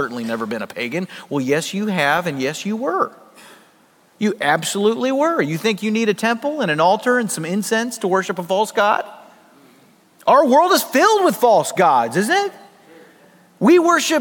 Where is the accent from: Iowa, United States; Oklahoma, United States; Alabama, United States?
Oklahoma, United States; I was born in Oklahoma. I am an American by birth